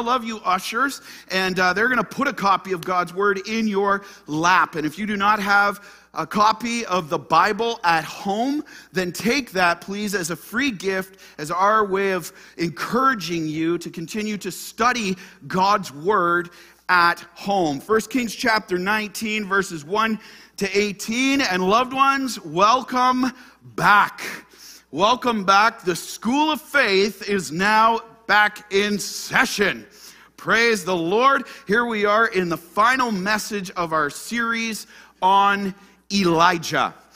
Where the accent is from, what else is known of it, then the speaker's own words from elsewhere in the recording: Ottawa, Ontario, Canada; I'm just from Ottawa, Ontario, Canada